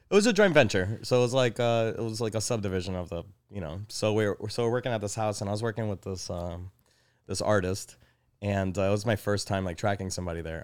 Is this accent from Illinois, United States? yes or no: yes; Elmhurst, Illinois, United States; also born or lived in Chicago; I was born in Elmhurst